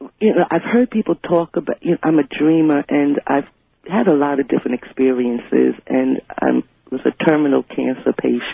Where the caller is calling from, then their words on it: Richmond, Virginia, United States; I'm calling from Richmond, Virginia.